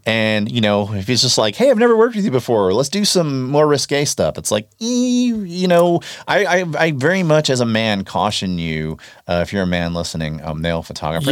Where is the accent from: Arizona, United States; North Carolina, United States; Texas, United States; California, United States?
Texas, United States; North; I grew up in North Texas